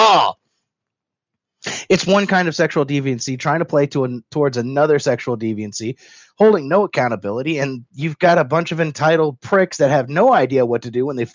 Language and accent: English; Kentucky, United States; I'm from Kentucky